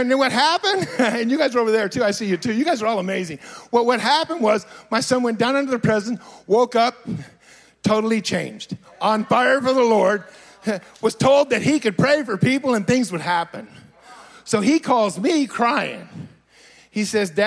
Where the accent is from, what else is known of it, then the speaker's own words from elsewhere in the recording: Fresno, California, United States; now in Redding, United States; I was born and raised in Fresno. I've lived in Fresno my whole life, the beautiful little metropolitan